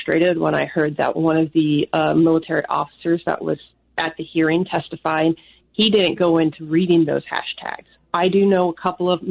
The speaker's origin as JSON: {"language": "English", "region": "Florida", "country": "United States", "said": "I'm from Florida"}